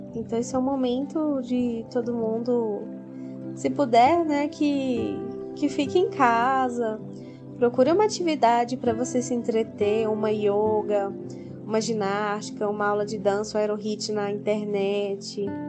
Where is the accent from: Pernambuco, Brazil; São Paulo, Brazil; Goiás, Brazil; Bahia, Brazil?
Goiás, Brazil; Aparecida de Goiânia; eu sou de Aparecida de Goiânia, Goiás